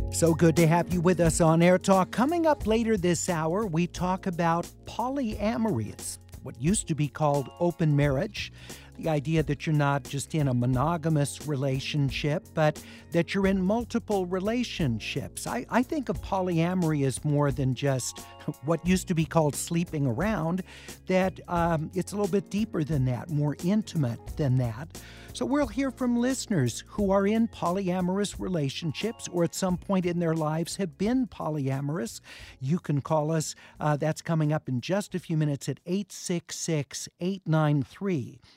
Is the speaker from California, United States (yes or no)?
yes; Los Angeles, California, United States; I grew up in the Hollywood Hills.